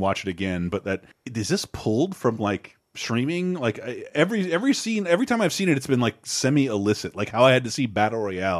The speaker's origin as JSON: {"language": "English", "country": "United States", "said": "I'm an American."}